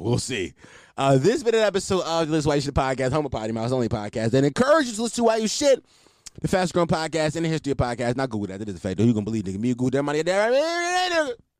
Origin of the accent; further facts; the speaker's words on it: Philadelphia, Pennsylvania, United States; I'm a Philadelphian, born and raised